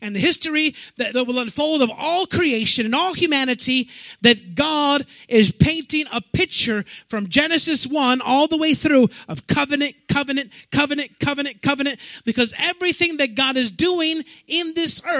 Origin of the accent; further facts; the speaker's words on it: Chicago, Illinois, United States; I'm from Chicago